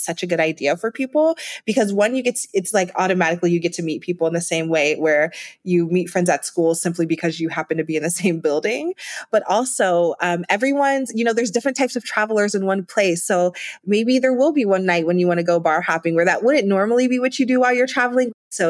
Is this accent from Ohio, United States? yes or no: yes; Ohio, United States; I'm from Ohio originally, and you know, going to Cleveland, I would have thought I was in New York City with the buildings and the people.